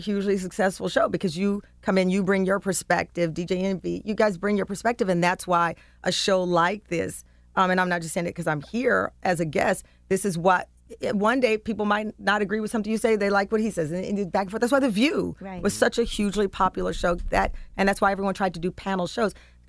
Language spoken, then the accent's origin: English; Texas, United States; So I'm a reporter from Texas. It was my job to learn New York.